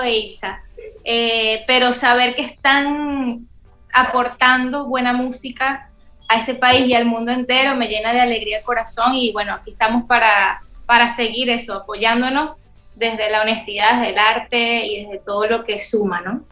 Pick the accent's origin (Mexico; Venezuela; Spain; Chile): Venezuela; moved away as an adult; now in Dominican Republic; mi tierra Venezuela